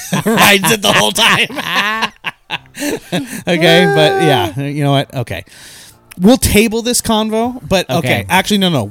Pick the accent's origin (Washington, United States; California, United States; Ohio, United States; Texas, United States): Washington, United States; Eastern; moved away as an adult; now in Western Washington, United States; I grew up in Eastern Washington